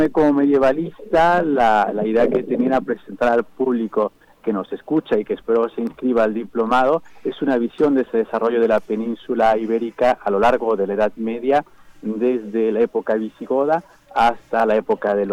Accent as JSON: {"language": "Spanish", "country": "Mexico", "said": "para conocer mejor a nuestra historia mexicana, nuestra propia identidad como mexicanos"}